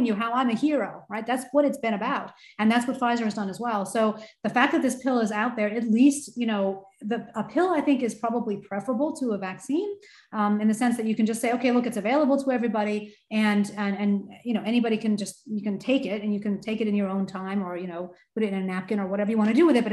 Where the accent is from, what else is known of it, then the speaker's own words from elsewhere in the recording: United States; as an American myself